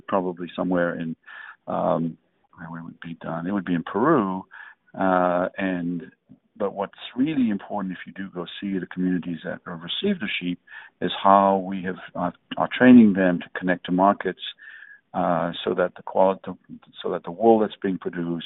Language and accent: English; DR Congo; also born or lived in England; now in United States; I was born in Africa